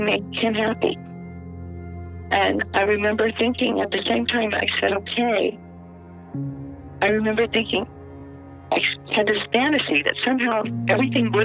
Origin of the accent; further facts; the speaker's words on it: Biloxi, Mississippi, United States; My hometown, I had never had a friend of any color except white. Biloxi, Mississippi in 1967 was a tourist